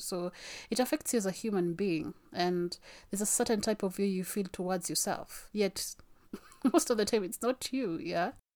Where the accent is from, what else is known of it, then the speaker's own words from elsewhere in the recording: Kenya; I am Kenyan